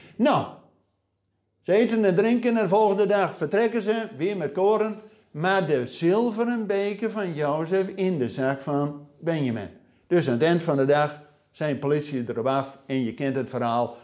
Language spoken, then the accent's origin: Dutch; Netherlands; wij als Nederlanders, als gelovigen in Nederland